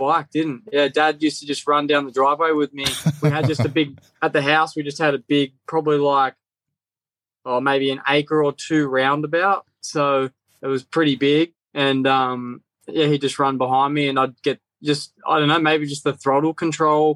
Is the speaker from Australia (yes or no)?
yes; Northern Victoria, Australia; moved away as an adult; also born or lived in Kerang, Victoria / Deniliquin, New South Wales; now in Southern California, United States; I grew up like Northern Victoria, born in Northern Victoria, lived on both sides of the Murray River.